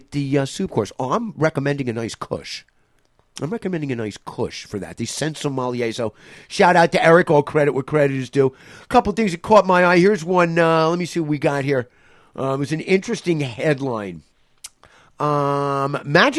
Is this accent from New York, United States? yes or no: yes; New York City, New York, United States; now in Florida, United States; Him and I are born and bred Upper West Side New Yorkers. We are born and raised on the Upper West Side